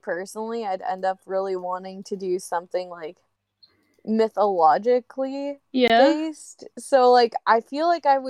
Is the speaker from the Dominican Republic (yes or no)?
no; Ontario, Canada; I'm from Ontario